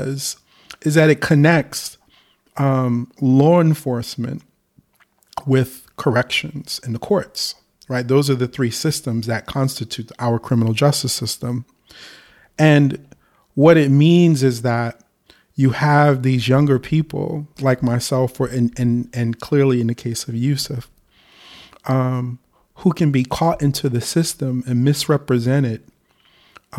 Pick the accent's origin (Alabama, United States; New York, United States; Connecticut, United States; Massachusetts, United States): New York, United States; New York City; we're both from Harlem. We went to the middle school, Manhattan East